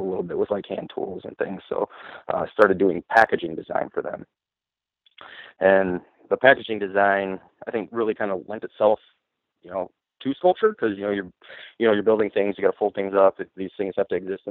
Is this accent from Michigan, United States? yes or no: yes; Coldwater, Michigan, United States; also born or lived in Grand Rapids, Michigan; Born and raised in Michigan, originally from Coldwater, Michigan